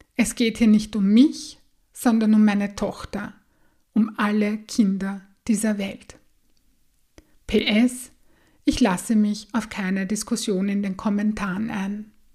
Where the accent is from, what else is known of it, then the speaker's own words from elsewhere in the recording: Austria; bei uns in Österreich